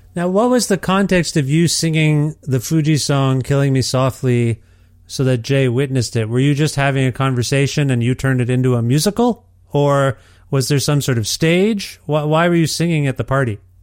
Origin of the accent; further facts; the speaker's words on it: Ontario, Canada; now in Alberta, Canada; I'm from Ontario and we have all the seasons